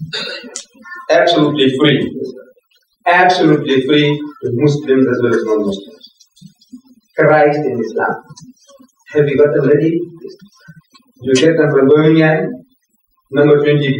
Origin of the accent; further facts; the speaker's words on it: India; English is a second language; moved away; also born or lived in South Africa; my people coming from my village in India, speaking my mother tongue, relations of mine